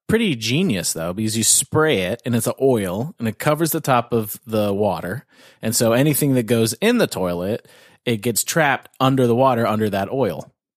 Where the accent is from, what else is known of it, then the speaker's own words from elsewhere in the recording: Canada; I'm Canadian